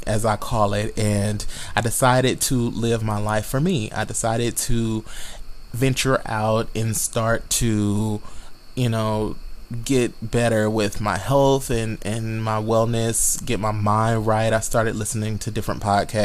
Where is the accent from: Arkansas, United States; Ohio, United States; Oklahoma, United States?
Oklahoma, United States; Tulsa; moved away as an adult; now in Chicago, United States; I am from Tulsa, Oklahoma, and I have been translocated from Oklahoma to the Chicagoland area.